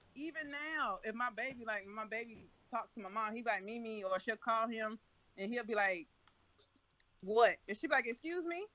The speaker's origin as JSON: {"language": "English", "region": "the South", "country": "United States", "tie": "born or raised there", "said": "I was raised in the South completely."}